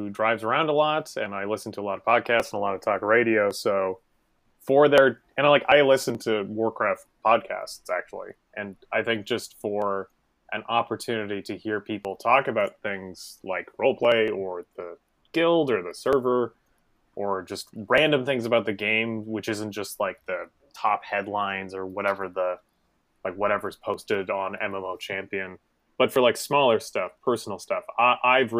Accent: Montreal, Quebec, Canada; now in Toronto, Canada; As a native of Montreal and someone who lives in Toronto

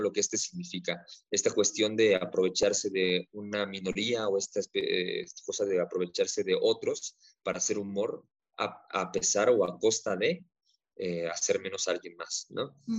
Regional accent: Mexico; nosotros, ¿no? Como mexicanos arraigado con el machismo que cargamos

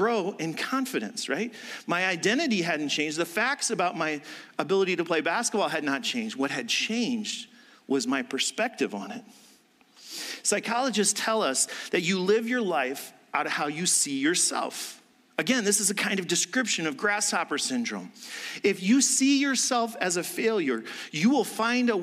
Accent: Indiana, United States; moved away; I'm even from Indiana

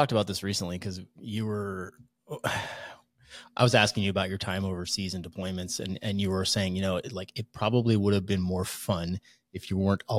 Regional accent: Hudson River valley, New York, United States; now in Coeur d'Alene, United States; I actually grew up right up the Hudson River from West Point.

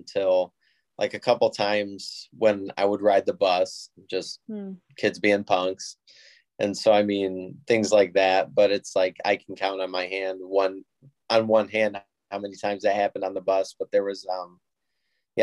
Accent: Toledo, Ohio, United States; also born or lived in Sylvania, Ohio; I'm from the Toledo, Ohio area. I live in Sylvania

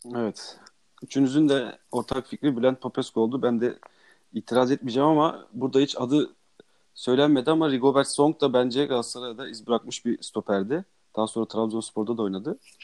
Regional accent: Gaziantep, Turkey; Ben de Gaziantepliyim

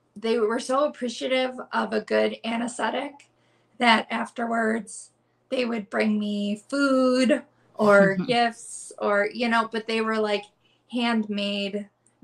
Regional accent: Southeast Michigan, United States; moved away as an adult; also born or lived in Los Angeles / Portland; I grew up in Southeast Michigan

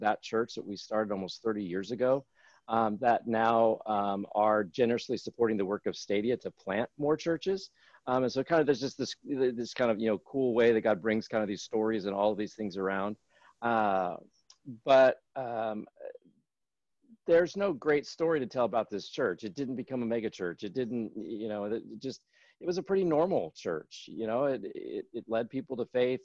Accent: Northern California, United States; I grew up in Northern California

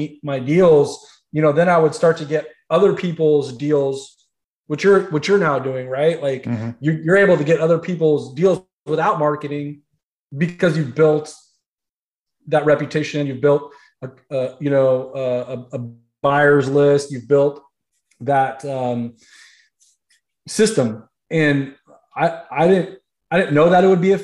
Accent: Central Valley, California, United States; moved away as an adult; now in South Florida, United States; growing up most of my life in Central Valley, and then moving to South Florida

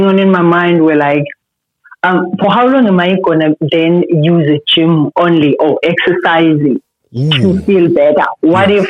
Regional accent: Eastern Cape, South Africa; moved away as an adult; now in Gauteng, South Africa; I come from Eastern Cape. Mm-hmm. I got to Gauteng to do work

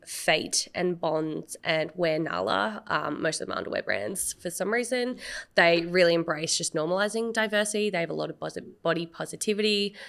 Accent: Australia; I am very proud of my identity of being Asian Australian and my heritage and being first generation of my family

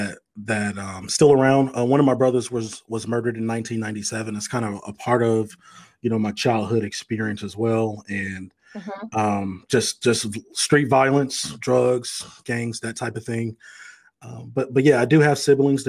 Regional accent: East St. Louis, Illinois, United States; born and raised in East St. Louis, Illinois

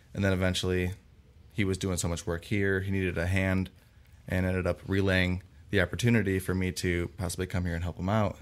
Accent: Parma, Ohio, United States; I come from Cleveland, Ohio, um, es-, more specifically Parma, and, um, I went to Holy Name High School

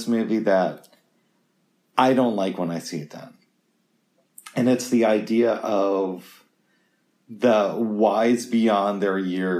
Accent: Oregon, United States; I'm from Oregon.

